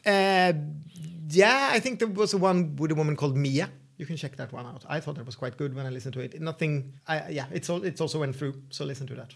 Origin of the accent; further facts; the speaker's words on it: Sweden; English is a second language; I'm the Swedish host.